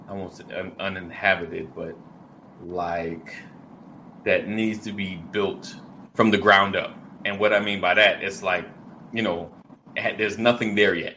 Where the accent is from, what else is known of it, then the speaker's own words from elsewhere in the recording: United States; as African American, Black Americans